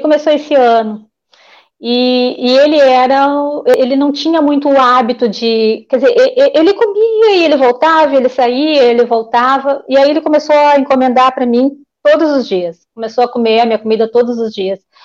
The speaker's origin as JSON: {"language": "Portuguese", "town": "Porto Alegre", "region": "Rio Grande do Sul", "country": "Brazil", "tie": "born or raised there", "said": "Eu sou nascida e criada em Porto Alegre, sou tri porto-alegrense."}